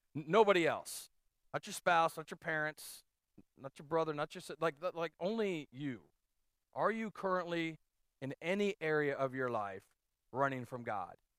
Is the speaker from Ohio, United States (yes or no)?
yes; Canton, Ohio, United States; We grew up outside of Canton, Ohio